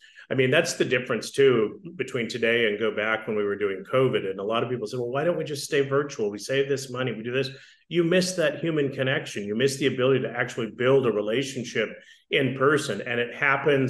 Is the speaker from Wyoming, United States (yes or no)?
yes; Wyoming, United States; I grew up in Wyoming